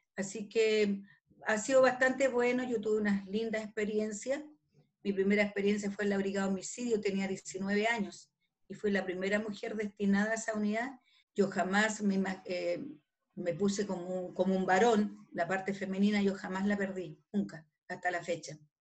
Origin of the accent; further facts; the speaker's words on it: Calama, Antofagasta, Chile; also born or lived in Santiago; yo soy nortina, yo nací en Calama